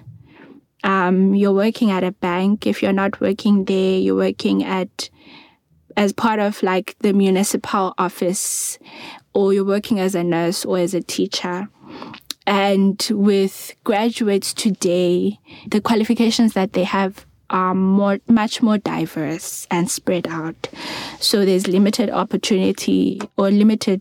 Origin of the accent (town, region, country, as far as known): Eastern Cape, South Africa; also born or lived in Khayelitsha, Cape Town; now in Cape Town, South Africa